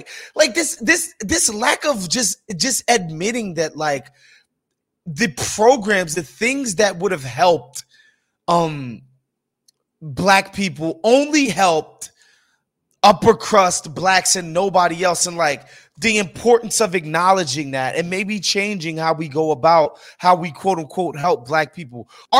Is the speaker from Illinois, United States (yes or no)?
yes; Chicago, Illinois, United States; I come from these neighborhoods. I'm from the South Side